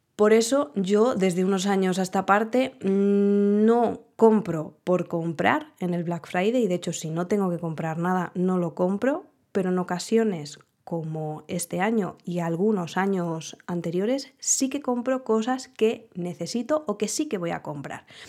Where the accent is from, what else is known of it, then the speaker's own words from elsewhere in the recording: Spain; como buenos españoles que somos